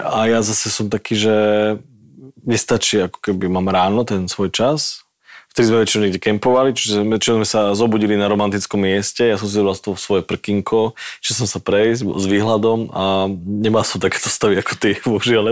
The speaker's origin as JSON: {"language": "Slovak", "country": "Slovakia", "said": "my zo Slovenska"}